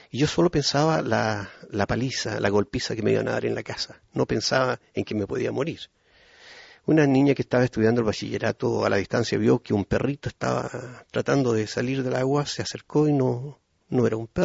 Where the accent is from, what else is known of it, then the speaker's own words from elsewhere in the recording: Puerto Montt, Los Lagos, Chile; born there; Yo nací en Puerto Montt ya hace más de medio siglo